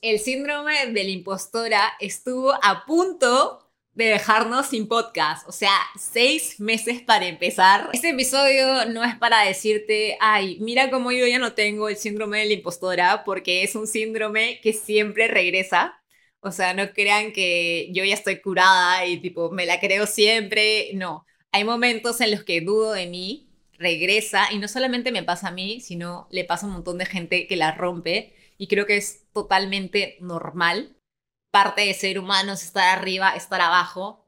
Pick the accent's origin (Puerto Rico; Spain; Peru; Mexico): Peru; Lima; moved away as an adult; also born or lived in Milan, Italy; Nací en Lima, Perú, en el distrito de San Isidro